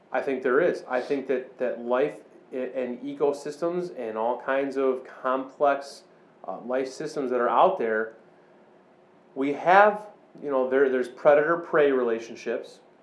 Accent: Chicago, Illinois, United States; I grew up all around the Chicago suburbs

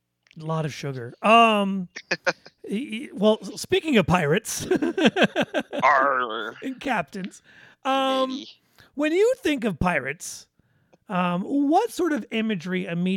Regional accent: Midwest, United States; accent: Midwest; listen to my little Midwest accent

